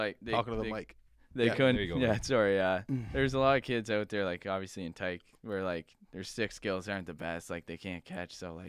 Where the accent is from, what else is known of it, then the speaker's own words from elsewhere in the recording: Canada; growing up in Canada